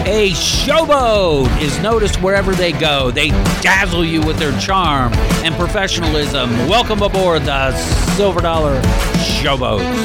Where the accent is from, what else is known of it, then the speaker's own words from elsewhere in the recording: Washington, D.C. area, Maryland, United States; moved away; I'm from the Washington, D C area, Maryland, so I was raised in a completely different, uh, arena.